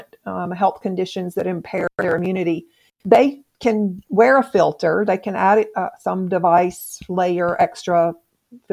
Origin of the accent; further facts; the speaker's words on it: Mississippi, United States; moved away; I'm not from here. I'm from Mississippi